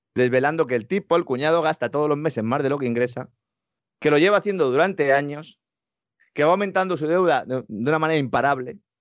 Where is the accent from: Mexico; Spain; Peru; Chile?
Spain; Beas de Segura, Andalusia; mi pueblo, en Bear de Segura